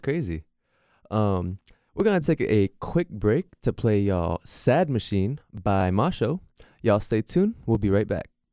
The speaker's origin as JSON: {"language": "English", "town": "Virginia Beach", "region": "Virginia", "country": "United States", "tie": "born or raised there", "also_born_or_lived": "Alaska", "moved": "yes", "said": "I grew up near the beach. I'm from Virginia Beach."}